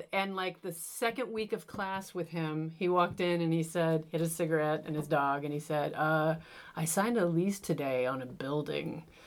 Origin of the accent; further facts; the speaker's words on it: Moline, Illinois, United States; moved away; I'm from Moline, Illinois